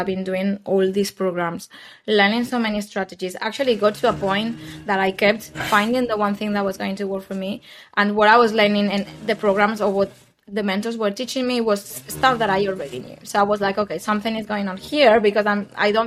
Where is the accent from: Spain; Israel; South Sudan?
Spain; moved away as an adult; also born or lived in London; I moved back to Spain at the beginning of the pandemic